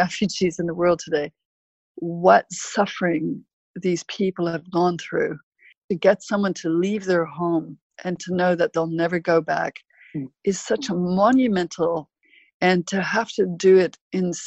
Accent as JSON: {"language": "English", "town": "Vancouver", "region": "British Columbia", "country": "Canada", "said": "I'm from Vancouver, I'm from Canada."}